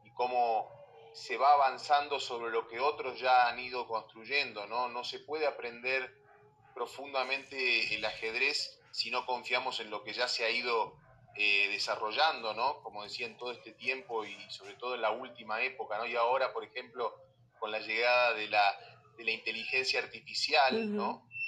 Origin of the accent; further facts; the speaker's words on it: Argentina; moved away as an adult; now in Mexico; llevo, siete años en México, pero bueno, todavía se me nota que soy, argentino.